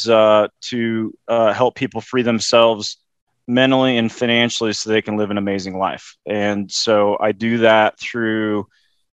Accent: Loveland, Colorado, United States; growing up in Loveland, Colorado, which is 60 miles north of Denver

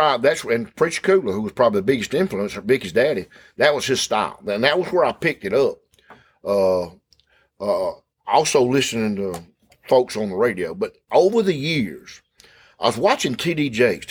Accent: Clark's Chapel, near Thomaston, Georgia, United States; I grew up in Clark's Chapel.

